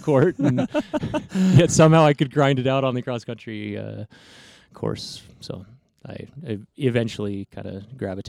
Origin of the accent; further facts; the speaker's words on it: Texas, United States; also born or lived in New Mexico / Oregon; I was born in the Four Corners area and then grew up kind of on the panhandle of Texas in New Mexico, but right on the border. Then my family moved up to Oregon.